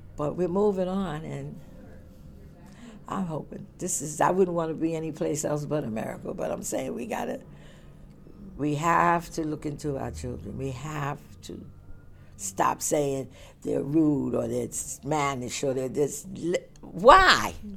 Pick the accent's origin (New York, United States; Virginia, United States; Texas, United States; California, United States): New York, United States; New York City; also born or lived in Long Island / Flatbush; I was raised in Bed-Stuy